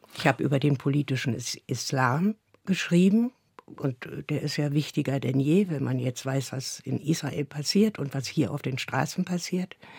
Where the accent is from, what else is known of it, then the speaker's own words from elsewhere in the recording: Berlin, Germany; Ich bin ja in Neukölln geboren und da die ersten Jahre zur Schule gegangen. Dann ist meine Mutter mit mir in den Osten gezogen